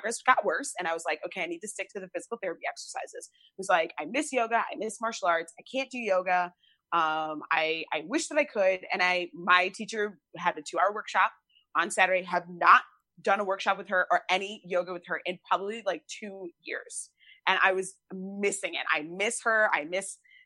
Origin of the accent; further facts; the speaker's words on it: United States; also born or lived in Chicago; being an American